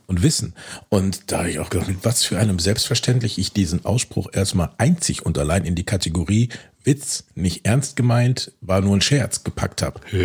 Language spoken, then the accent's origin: German; Bielefeld, North Rhine-Westphalia, Germany; Ich als Bielefelder Junge